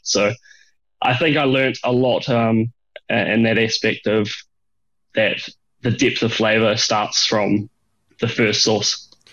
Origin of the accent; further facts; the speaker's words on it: Dunedin, Otago, New Zealand; moved away; I grew up in New Zealand in a small town called Dunedin